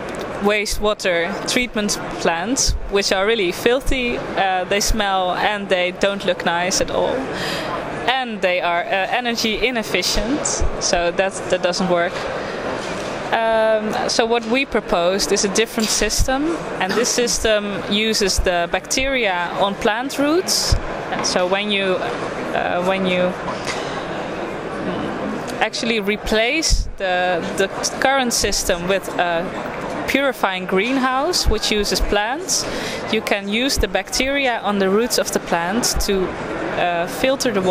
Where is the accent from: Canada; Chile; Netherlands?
Netherlands; I'm from the Netherlands